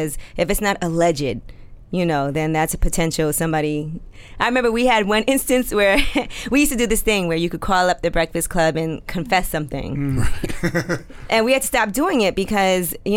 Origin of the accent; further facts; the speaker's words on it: New York City, New York, United States; I'm from Brooklyn.